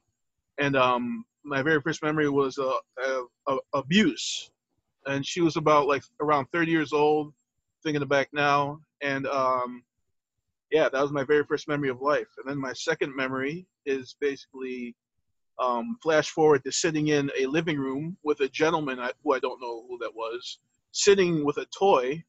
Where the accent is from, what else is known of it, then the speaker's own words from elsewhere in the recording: Detroit, Michigan, United States; I was born in Henry Ford Hospital, 1983